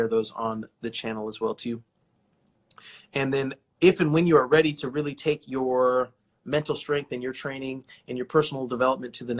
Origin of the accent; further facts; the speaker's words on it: California, United States; my home state of California